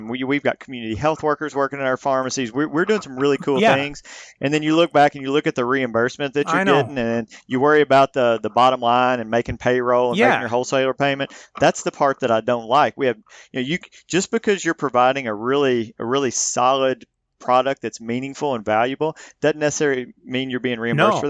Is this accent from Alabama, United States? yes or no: no; Missouri, United States; So I was born and raised in Southeast Missouri, which is where I'm speaking to you from right now, Mississippi River Delta. We're about 2 hours north of Memphis, Tennessee.